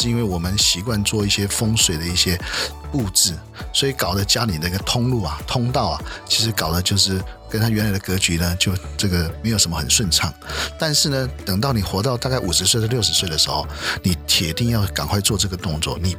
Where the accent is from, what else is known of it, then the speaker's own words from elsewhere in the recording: China; 因为我们过了晚上以后，我们中国人在这边没有家长教我们怎么样面对月亮